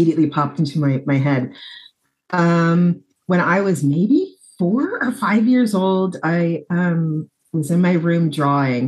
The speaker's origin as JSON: {"language": "English", "town": "Des Moines", "region": "Iowa", "country": "United States", "tie": "born or raised there", "also_born_or_lived": "Pella, Iowa / Brooklyn, New York", "moved": "yes", "said": "I'm from Iowa. I grew up in Des Moines, Iowa. I was actually born in Pella"}